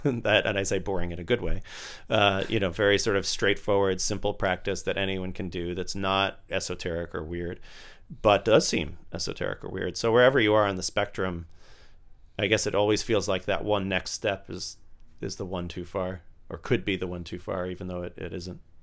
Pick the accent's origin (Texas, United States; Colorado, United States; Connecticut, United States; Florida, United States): Florida, United States; Tampa; moved away; I grew up in Tampa, Florida